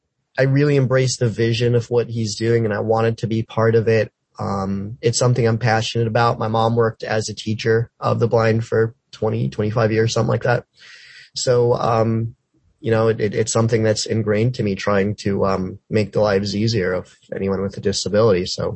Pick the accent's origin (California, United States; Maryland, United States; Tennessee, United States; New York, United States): New York, United States; I am from New York also.